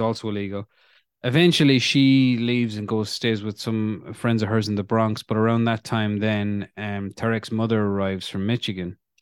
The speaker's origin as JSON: {"language": "English", "country": "Ireland", "tie": "born or raised there", "said": "growing up in Ireland, in the fucking nineties"}